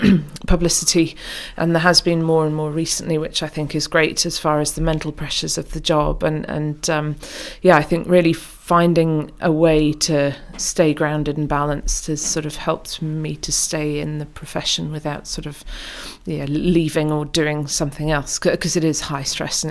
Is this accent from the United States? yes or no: no; Oman; now in United Kingdom; So yes, we spent time growing up in Oman, and it was when we came back from Oman to the UK that my sister and I finally persuaded our parents